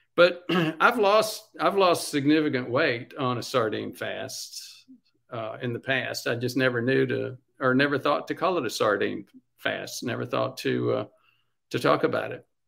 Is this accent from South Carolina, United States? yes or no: yes; Spartanburg, South Carolina, United States; I'm from South Carolina. I'm from the coun-, sort of from the country, the suburbs, Sm-, Spartanburg.